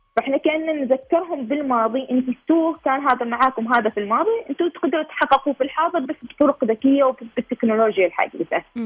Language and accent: Arabic; Oman; إحنا كوننا شباب عماني